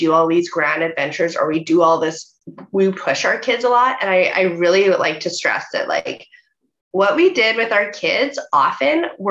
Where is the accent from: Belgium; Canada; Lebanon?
Canada; Saskatoon, Saskatchewan; moved away as an adult; also born or lived in Calgary, Alberta; I actually grew up in Saskatoon, Saskatchewan, so I lived there for 18 years.